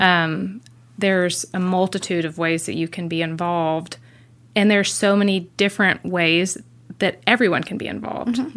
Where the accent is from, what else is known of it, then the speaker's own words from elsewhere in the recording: Gainesville, Georgia, United States; moved away; we're originally from Gainesville, Georgia, just north of Atlanta